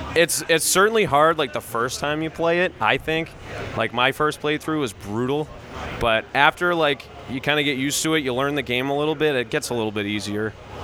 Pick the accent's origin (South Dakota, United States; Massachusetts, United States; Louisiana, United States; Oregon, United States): Massachusetts, United States; I'm the drummer. … We're a death metal band from Massachusetts.